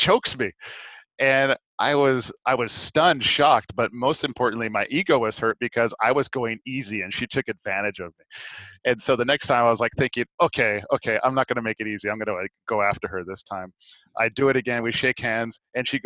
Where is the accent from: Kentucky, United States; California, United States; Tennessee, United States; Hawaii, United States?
Hawaii, United States; Maui; moved away; I grew up in Maui